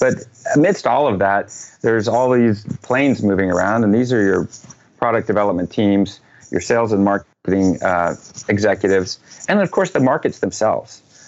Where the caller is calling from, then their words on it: Portland, Oregon, United States; Portland, Oregon.